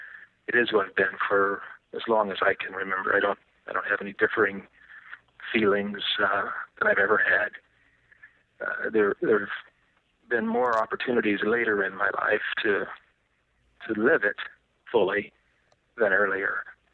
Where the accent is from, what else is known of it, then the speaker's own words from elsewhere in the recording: Dayton, Ohio, United States; born there; now in Sunny Isles Beach, United States; I was born in Dayton, Ohio. And I've been many places since. I most prefer, at least at this stage, I most prefer Sunny Isles Beach, Florida.